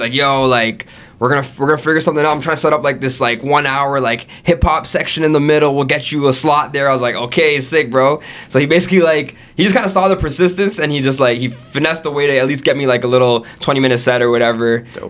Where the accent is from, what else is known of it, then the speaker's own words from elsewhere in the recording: Florida, United States; born there; And earlier, like I was saying, I was born in Florida, right? So I have an American citizenship.